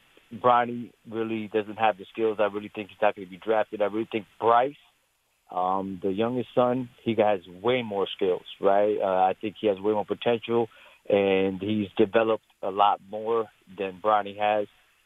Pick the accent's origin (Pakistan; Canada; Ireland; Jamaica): Pakistan; now in Miami, United States; I'm Pakistani, yo.